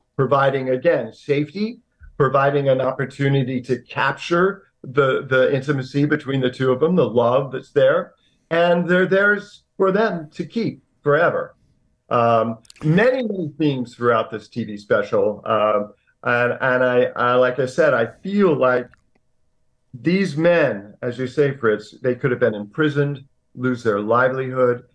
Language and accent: English; Indiana, United States; when I was seven years old, growing up in Indiana